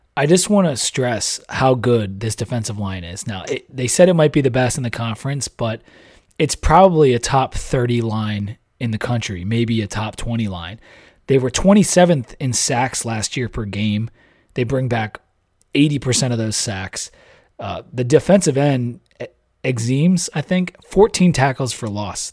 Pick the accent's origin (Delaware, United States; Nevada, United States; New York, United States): Delaware, United States; I'm from Delaware